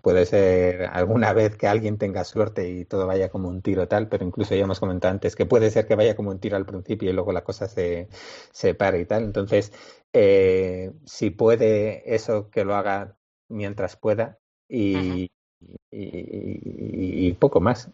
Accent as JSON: {"language": "Spanish", "town": "Bilbao", "region": "Basque Country", "country": "Spain", "said": "somos de Bilbao"}